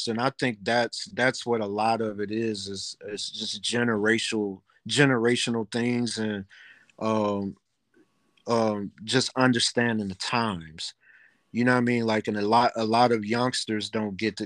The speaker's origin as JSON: {"language": "English", "town": "Kankakee", "region": "Illinois", "country": "United States", "tie": "born or raised there", "moved": "as an adult", "lives_now": "Las Vegas, United States", "said": "I grew up on Oak Street in Kankakee"}